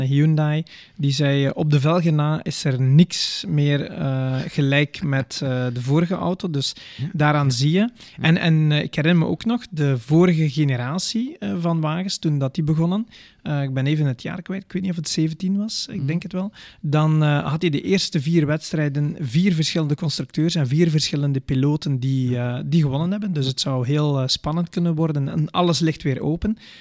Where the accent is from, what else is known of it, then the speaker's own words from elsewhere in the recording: Belgium; als Belgen